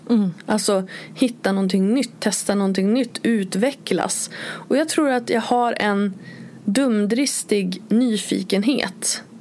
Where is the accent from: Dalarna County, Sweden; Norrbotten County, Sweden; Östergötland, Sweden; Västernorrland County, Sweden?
Västernorrland County, Sweden; Örnsköldsvik; moved away as an adult; jag flyttade från Övik eh, och liksom till Borås eh, när, när jag var 21.